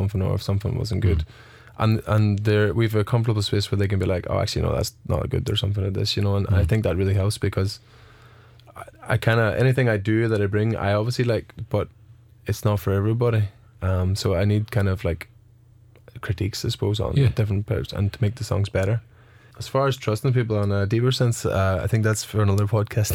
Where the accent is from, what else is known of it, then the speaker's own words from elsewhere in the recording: Rattlestown, Northern Ireland, United Kingdom; accent: Nordy; also born or lived in Canada; now in Cork, Ireland; a big Nordy accent, you know, like, I'm from Rattlestown